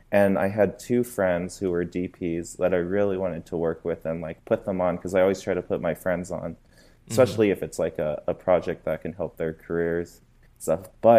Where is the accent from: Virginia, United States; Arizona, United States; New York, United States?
Arizona, United States; Phoenix; moved away as an adult; now in Los Angeles, United States; I'm from Phoenix, Arizona.